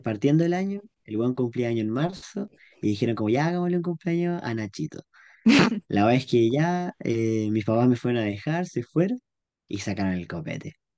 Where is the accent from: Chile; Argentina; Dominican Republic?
Chile; Pichilemu, O'Higgins; moved away as an adult; now in Santiago, Chile; pichilemino toda mi vida. Ahora en Santiago, ah. nacido y criado en Pichilemu, un salado.